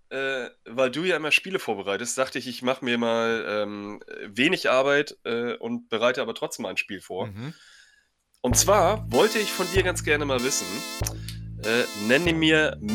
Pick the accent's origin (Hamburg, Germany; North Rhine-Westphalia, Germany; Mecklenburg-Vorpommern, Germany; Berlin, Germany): North Rhine-Westphalia, Germany; Dortmund; Denn ich als Dortmunder kann mir eine Saison ohne Schalke, ohne Derby einfach überhaupt nicht vorstellen.